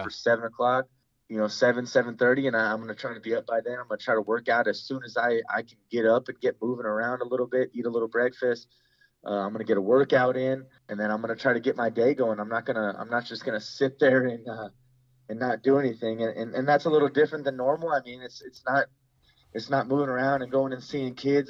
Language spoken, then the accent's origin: English; California, United States; I'm from California